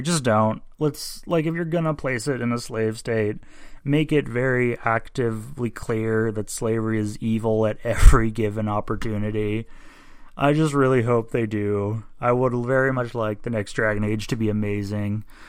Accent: United States; I'm an American

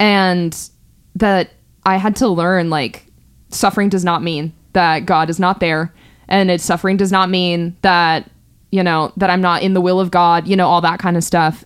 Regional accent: California, United States; born and raised in California

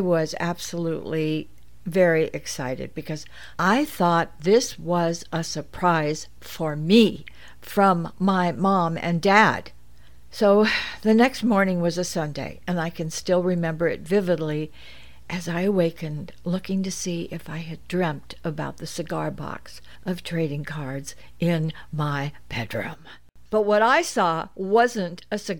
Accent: Los Angeles, California, United States; born or raised there; also born or lived in Santa Monica, California / Brentwood, California

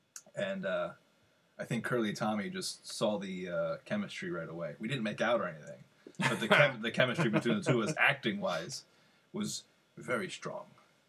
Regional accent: Budd Lake, New Jersey, United States; I grew up in Bud Lake, New Jersey. For all you out there, shout out to the Lake of Bud.

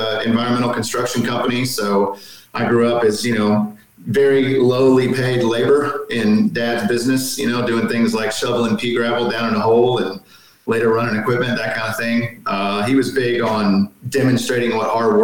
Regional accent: Texas, United States; growing up in Texas

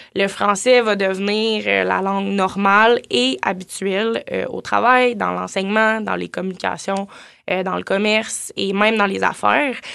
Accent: Gatineau, Quebec, Canada; je viens de Gatineau

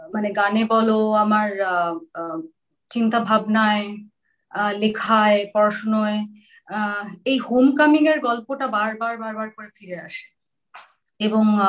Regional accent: Kolkata, West Bengal, India; also born or lived in Sylhet; Calcutta girls স্কুলে সেটা আমার বাড়ি থেকে অনেক দূর

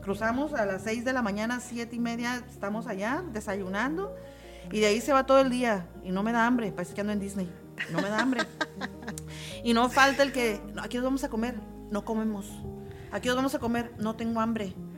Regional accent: Tijuana, Baja California, Mexico; como buenos tijuanenses

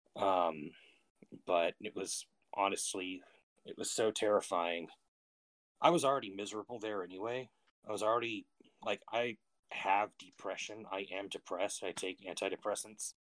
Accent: Austin, Texas, United States; I'm from the Austin area, Texas

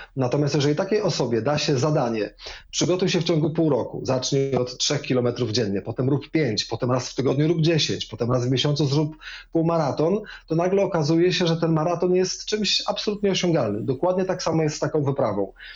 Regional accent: Wrocław, Lower Silesian Voivodeship, Poland; Wrocławiem na przykład, skąd pochodzę

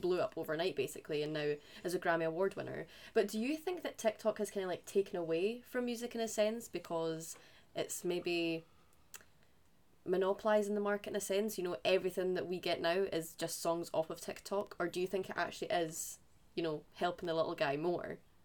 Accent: Scotland, United Kingdom; for us being Scottish.

